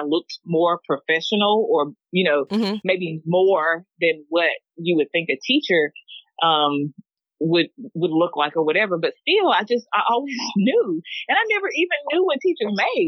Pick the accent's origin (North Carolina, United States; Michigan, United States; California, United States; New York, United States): North Carolina, United States; Hickory; I am from Vail, North Carolina, Hickory. Rural beginnings